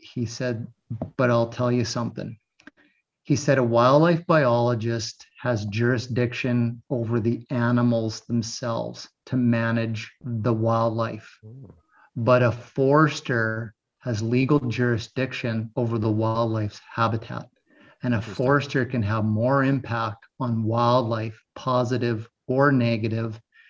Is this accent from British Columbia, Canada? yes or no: yes; Cranbrook, British Columbia, Canada; my grandfather brought to me at the hospital in Cranbrook on Christmas morning